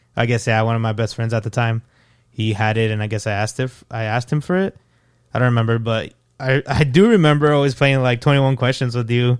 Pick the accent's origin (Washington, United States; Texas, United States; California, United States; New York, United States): Texas, United States; El Paso; moved away as an adult; now in Fort Worth, United States; I'm from El Paso, Texas. I've been living in Fort Worth for two years.